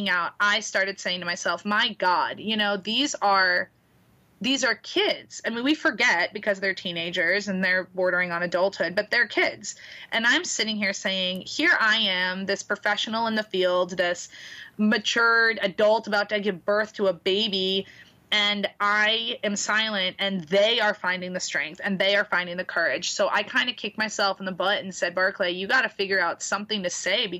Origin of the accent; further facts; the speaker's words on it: Boston, Massachusetts, United States; moved away as an adult; also born or lived in New York City; now in Florida, United States; I'm from Boston, and I lived in New York City before I moved down here.